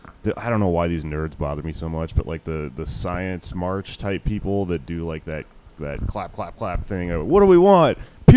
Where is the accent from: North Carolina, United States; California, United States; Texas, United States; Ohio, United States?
Texas, United States; I'm from Texas